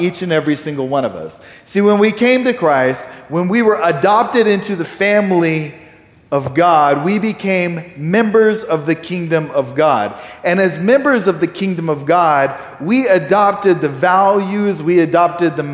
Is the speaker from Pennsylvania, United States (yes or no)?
no; Texas, United States; I'm a Texan. I'm pretty proud of the fact that I'm a Texan. It's kind of my nationality